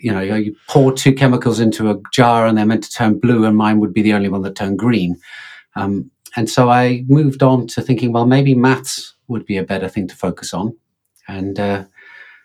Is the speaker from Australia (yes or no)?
no; England, United Kingdom; now in Finland; live in Finland, but I'm English, as you can probably tell from my accent